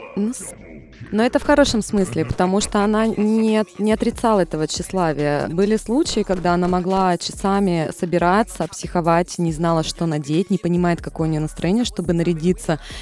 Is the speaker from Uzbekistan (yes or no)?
no; Magadan, Magadan Oblast, Russia; also born or lived in Belgorod; now in Saint Petersburg, Russia; я родилась в Магадане, пять лет я потом училась, жила в Белгороде и переехала в Санкт-Петербург